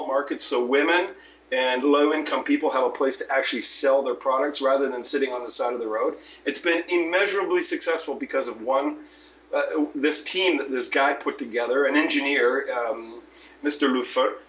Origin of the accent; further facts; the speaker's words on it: Canada; moved away as an adult; now in Mexico; I'm a Canadian, but I've lived 20 years in Mexico.